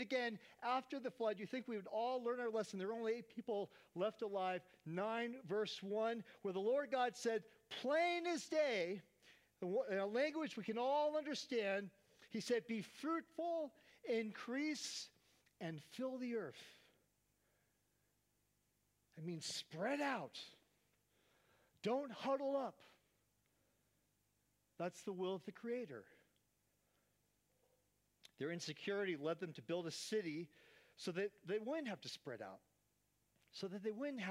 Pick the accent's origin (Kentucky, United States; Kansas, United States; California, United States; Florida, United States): California, United States; Oakland; Growing up in Oakland, California